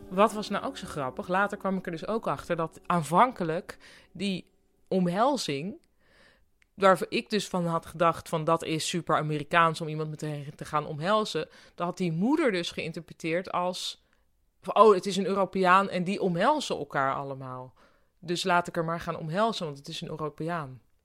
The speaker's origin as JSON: {"language": "Dutch", "country": "Netherlands", "also_born_or_lived": "Boston", "moved": "as an adult", "said": "want ik kwam uit Nederland"}